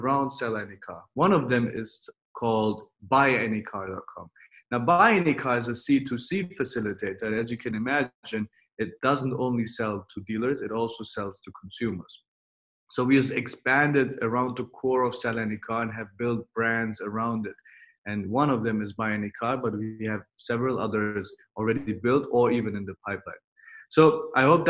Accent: Germany; moved away as an adult; also born or lived in United States / Mexico; now in Dubai, United Arab Emirates; I was born in Germany, and then I studied in Germany, in the US, and in Mexico, and finished my MBA

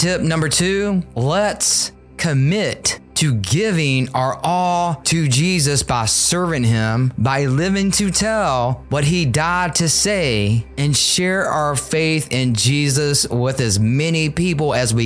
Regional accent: Richmond, Virginia, United States; my hometown, Richmond, Virginia

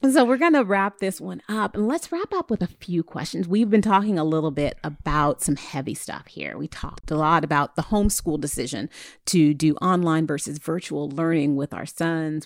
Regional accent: California, United States; I'm from California, West Coast hip hop

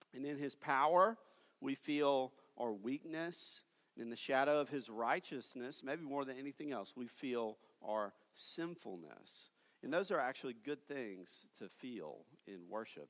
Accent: Tennessee, United States; moved away as an adult; now in Fort Worth, United States; my hometown in Tennessee

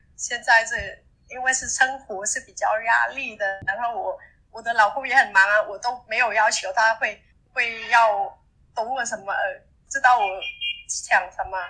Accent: Vietnam; Chinese is a second language; 我今年二十九岁，我来自越南一安省，我现在是中文老师

